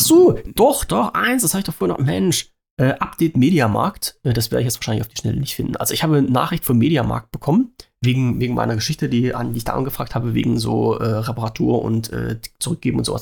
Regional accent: Saxony-Anhalt, Germany; weil es ja mein Heimatland ist

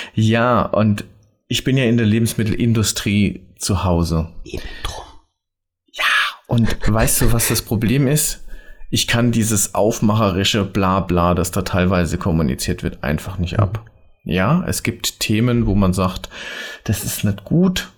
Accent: Rhineland-Palatinate, Germany; also born or lived in Mainz; ich bin ja Pfälzer

